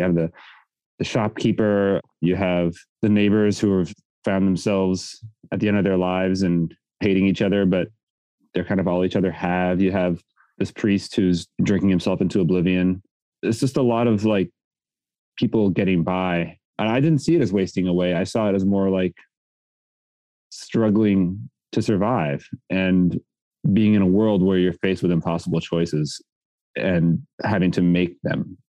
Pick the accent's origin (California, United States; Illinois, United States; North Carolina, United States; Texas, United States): California, United States; Culver City; Yeah, I'm from Culver City.